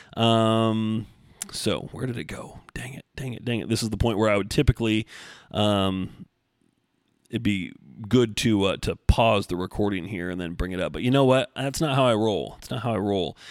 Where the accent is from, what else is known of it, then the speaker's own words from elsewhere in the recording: Oregon, United States; also born or lived in Beaverton, Oregon; I'm born and raised in Oregon, but I always lived, you know, mid valley area